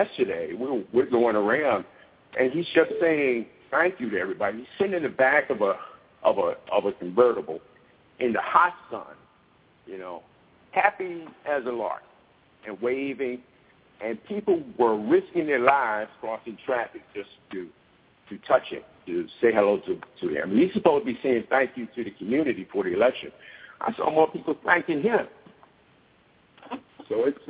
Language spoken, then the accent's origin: English; Baltimore, Maryland, United States; moved away; also born or lived in Denver; I was a kid growing up in Baltimore